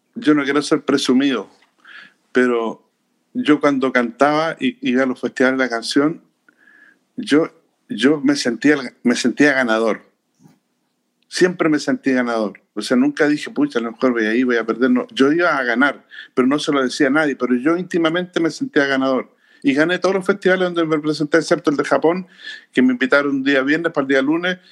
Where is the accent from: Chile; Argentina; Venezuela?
Chile; soy chileno